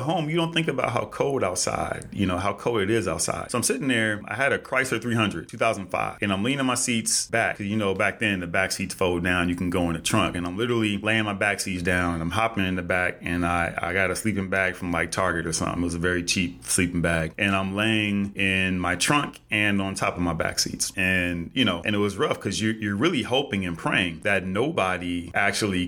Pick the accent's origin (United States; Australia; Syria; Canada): United States; California; also born or lived in Los Angeles; I'm from Cali. I live in LA.